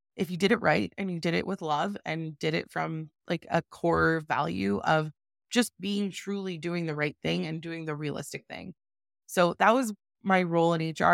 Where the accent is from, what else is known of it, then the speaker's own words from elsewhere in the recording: Calgary, Alberta, Canada; I am from Calgary, Alberta, born and raised